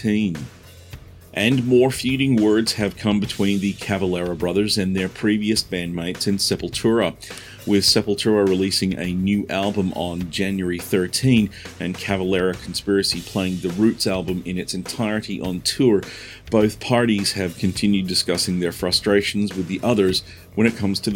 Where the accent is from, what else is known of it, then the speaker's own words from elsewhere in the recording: Perth, Western Australia, Australia; Hailing from my hometown of Perth, Australia